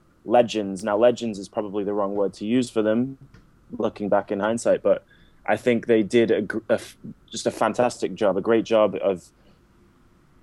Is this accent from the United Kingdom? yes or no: yes; Carlisle, North West England, United Kingdom; moved away as an adult; also born or lived in Manchester; now in United States; So I am English. I was born in Carlisle.